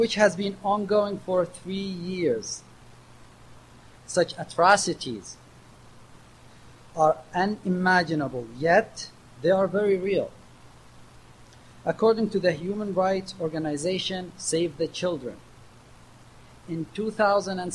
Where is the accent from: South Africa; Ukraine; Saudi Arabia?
Saudi Arabia; Awamiyah, Eastern Province; moved away as an adult; now in United States; I'm from the city of Urwamiya, which is located at the eastern province of the Arabian Peninsula